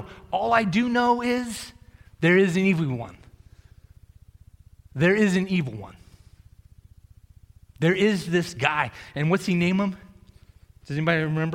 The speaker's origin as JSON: {"language": "English", "region": "Massachusetts", "country": "United States", "tie": "born or raised there", "moved": "yes", "said": "I grew up in Massachusetts"}